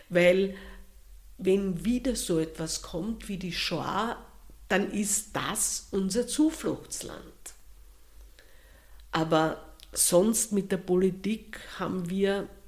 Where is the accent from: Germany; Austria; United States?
Austria; Wir sind ja Österreicher oder sagen wir so, wir vielleicht der eine oder andere ist israelischer Staatsbürger.